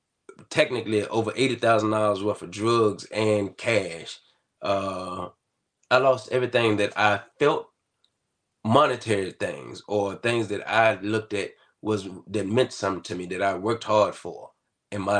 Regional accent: Halifax County, Virginia, United States; I'm from Halifax County, Virginia. Southern Virginia

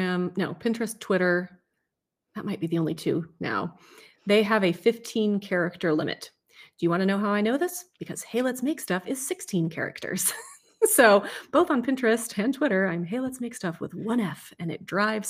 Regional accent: California, United States; now in Washington, United States; I came from California.

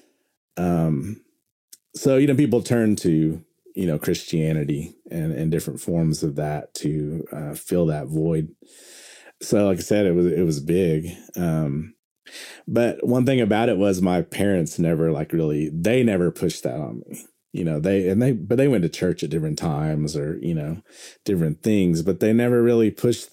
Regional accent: Pawnee, Oklahoma, United States; growing up in Oklahoma and growing up on, you know, in Pawnee, Oklahoma

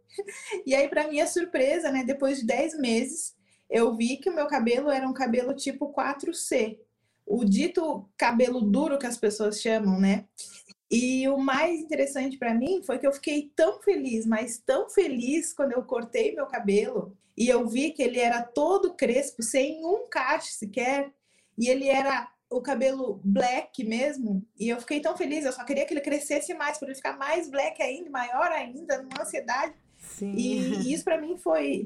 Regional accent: Rio Grande do Sul, Brazil; sou gaúcha

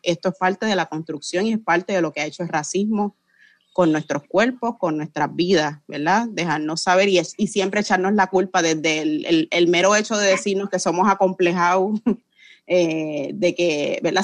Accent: Puerto Rico; como puertorriqueñas hemos sido sometidas a, operaciones, a la esterilización forzosa

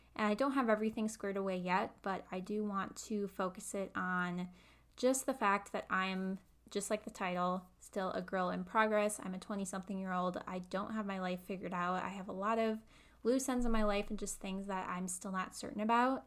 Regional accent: Midwest, United States; I live in the Midwest. I've lived here my whole life, um, never lived anywhere else

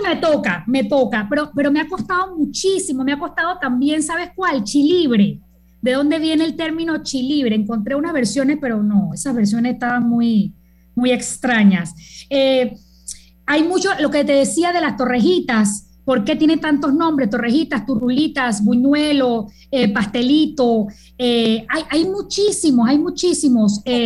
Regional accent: Panama; yo no soy mexicana, eh, yo soy tan panameña como tú

